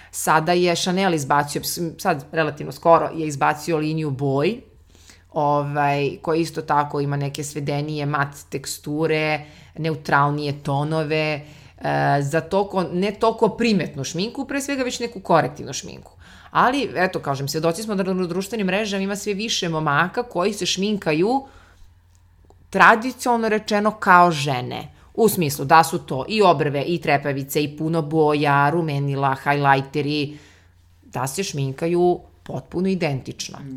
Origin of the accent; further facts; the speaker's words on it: Serbia; kod nas u Srbiji